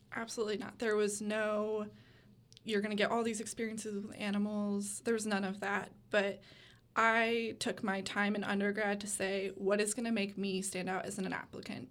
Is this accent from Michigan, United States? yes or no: yes; West Michigan, United States; moved away as an adult; now in Gainesville, United States; I am from a small town in West Michigan